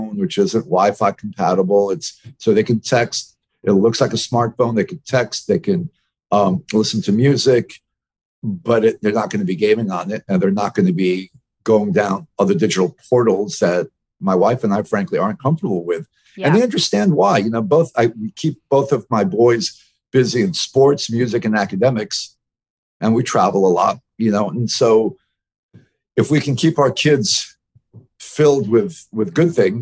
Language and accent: English; New York City, New York, United States; I'm from New York City. I was raised as a in a very open part of New York City